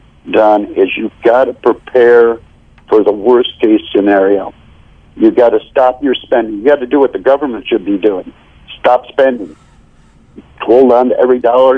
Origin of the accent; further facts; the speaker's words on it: United States; I defended my country as an American